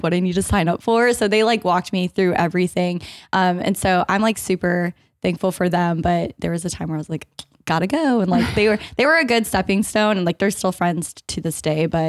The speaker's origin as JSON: {"language": "English", "region": "Florida", "country": "United States", "moved": "as an adult", "lives_now": "Georgia, United States", "said": "I'm from Florida"}